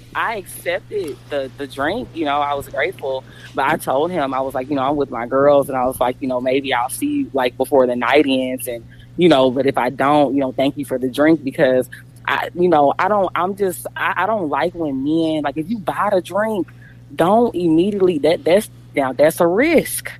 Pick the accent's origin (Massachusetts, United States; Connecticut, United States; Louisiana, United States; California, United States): Louisiana, United States; Jonesville; now in Frisco, United States; I'm from Jonesville, Louisiana